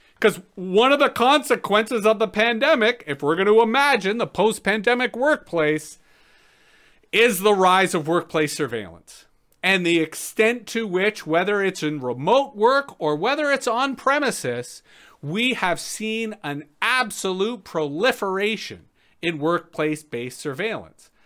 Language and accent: English; Toronto, Ontario, Canada; moved away as an adult; now in Ottawa Valley, Canada; I grew up in Toronto, spent most of my time in Toronto.